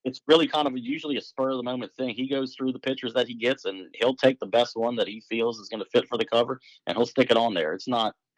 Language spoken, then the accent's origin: English; Lake Pontchartrain, Louisiana, United States; moved away; I'm born and raised in Lake Pontchartrain